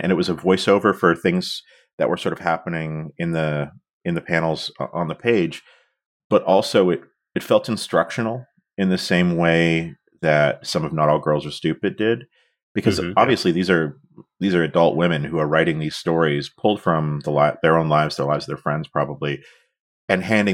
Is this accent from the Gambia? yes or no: no; outside of Toronto, Ontario, Canada; we grew up both outside of Toronto